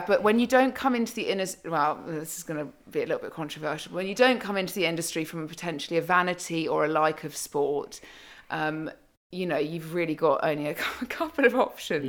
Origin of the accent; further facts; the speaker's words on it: United Kingdom; also born or lived in London; I'm born, bred British, um, and have lived in London for many years